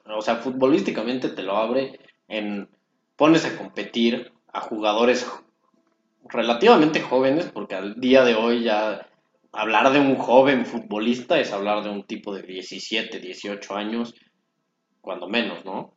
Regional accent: Mexico; nosotros como mexicanos

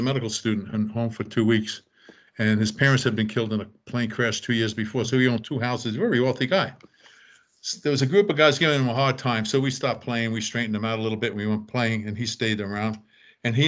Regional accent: New York, United States; We're from New York

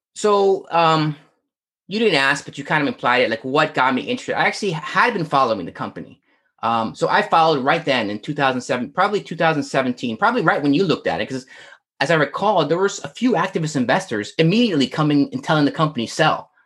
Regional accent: Northern Virginia, United States; I'm from Northern Virginia

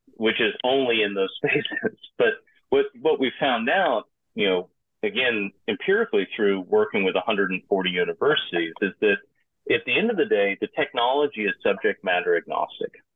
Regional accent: Piedmont of Georgia, United States; moved away; also born or lived in Hong Kong; originally I'm from the United States, grew up in the hardscrabble Piedmont of Georgia

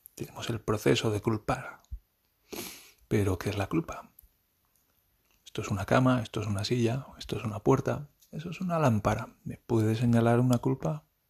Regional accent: Spain; moved away; yo soy español y estoy aprendiendo alemán

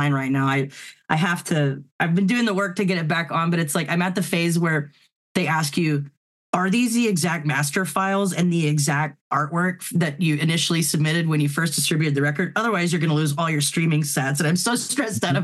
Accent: Houston, Texas, United States; moved away as an adult; also born or lived in Nashville; I grew up in West Houston and then went to A&M

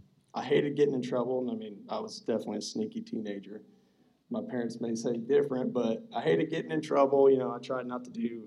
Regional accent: Bremen, United States; We both grew up in Bremen. I mean, that's not a real big story, but we grew up in Bremen, small town.

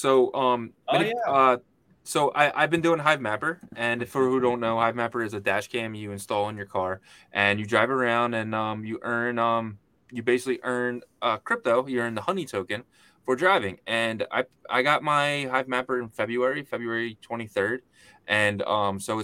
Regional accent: Philadelphia, Pennsylvania, United States; I'm from Philadelphia

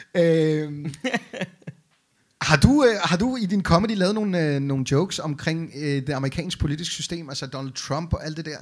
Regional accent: Beirut, Beirut Governorate, Lebanon; now in Denmark; jeg er jo født og opvokset i Beirut i Libanon

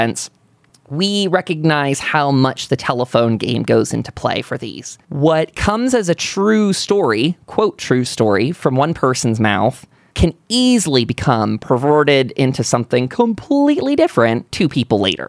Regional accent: United States; As an American patriot

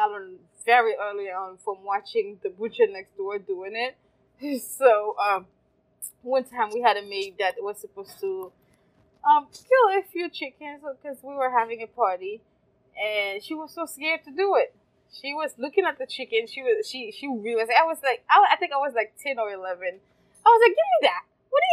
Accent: Haiti; now in United States; I grew up in Haiti, and growing up in Haiti, life was fantastic

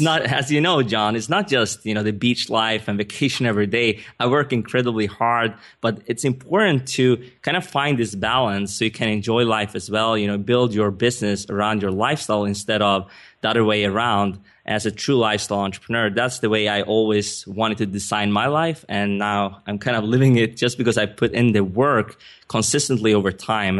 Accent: Sweden; English is a second language; moved away as an adult; also born or lived in Stockholm / United States; I'm not a native English speaker. I was born and raised in Sweden

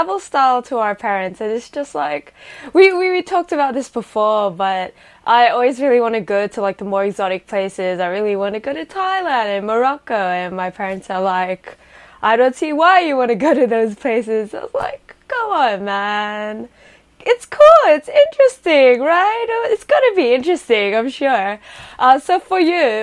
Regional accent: Sydney, New South Wales, Australia; I come from Sydney, Australia, currently based in Sydney, Australia.

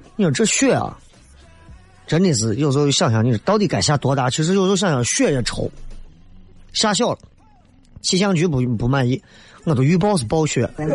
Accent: Northeast China, China; now in Xi'an, China; 我一个朋友。也是东北的，很幽默。

